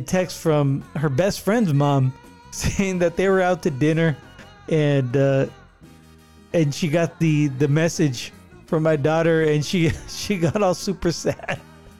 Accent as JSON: {"language": "English", "region": "California", "country": "United States", "said": "because we're from California"}